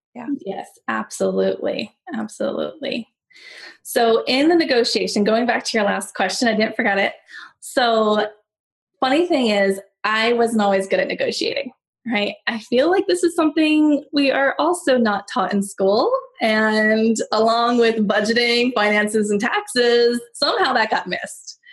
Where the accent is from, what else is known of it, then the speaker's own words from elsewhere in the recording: San Diego, California, United States; moved away as an adult; also born or lived in Los Angeles; I'm from San Diego, like I said. So I was working my booty off to get back to San Diego. That's where my family is